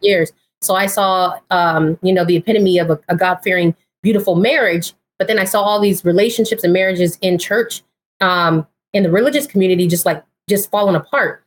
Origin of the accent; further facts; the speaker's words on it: Pomona, California, United States; now in Sacramento, United States; I am originally from uh, Southern California, so I grew up in Pomona.